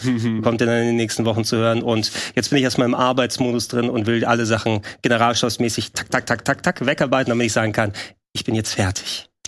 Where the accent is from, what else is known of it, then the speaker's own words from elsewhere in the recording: Greece; als Grieche